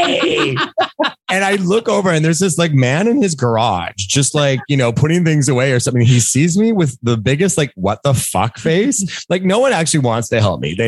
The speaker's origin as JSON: {"language": "English", "town": "Langley", "region": "British Columbia", "country": "Canada", "tie": "born or raised there", "said": "I was around, I want to say 9 or 10 years old, growing up in Langley, BC"}